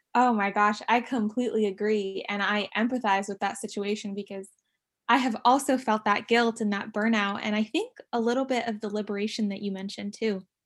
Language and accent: English; San Diego, California, United States; born and raised in San Diego